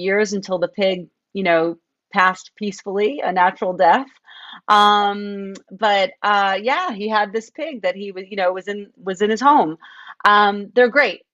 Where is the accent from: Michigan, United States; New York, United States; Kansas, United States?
New York, United States; moved away as an adult; also born or lived in Tucson; I grew up right outside New York City.